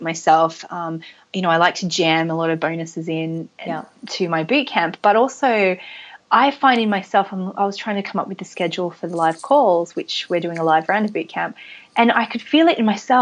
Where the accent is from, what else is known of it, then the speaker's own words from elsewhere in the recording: Australia; I am Australian